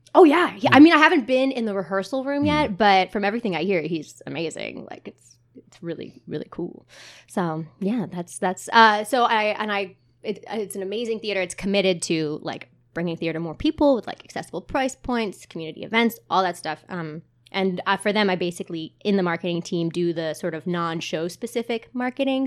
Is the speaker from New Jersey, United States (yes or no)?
yes; Montclair, New Jersey, United States; now in Asbury Park, United States; I grew up in Montclair, New Jersey